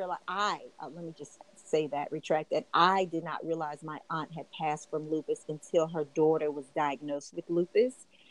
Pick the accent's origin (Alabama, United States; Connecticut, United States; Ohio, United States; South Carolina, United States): Alabama, United States; Scottsboro; my hometown of Scottsboro, Alabama